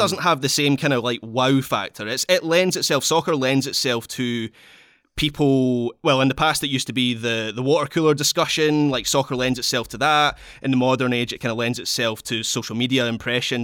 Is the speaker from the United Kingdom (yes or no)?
yes; Scotland, United Kingdom; I'm Scottish